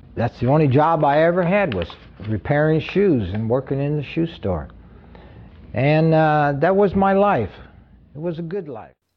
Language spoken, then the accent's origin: English; Hayward, California, United States; Hayward, California. And uh, this is my hometown